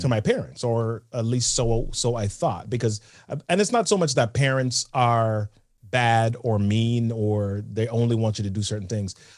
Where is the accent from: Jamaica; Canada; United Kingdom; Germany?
Jamaica; born or raised there; moved away